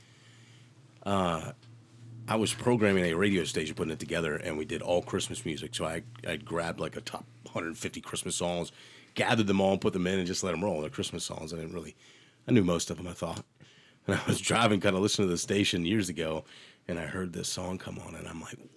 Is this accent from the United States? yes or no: yes; Ohio, United States; moved away; I'm from Ohio